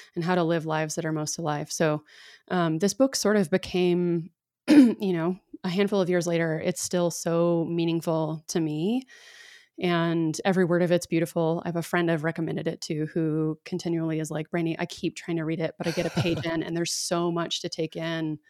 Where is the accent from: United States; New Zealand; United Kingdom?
United States; Dallas, Texas; I grew up in Dallas, so I grew up in the South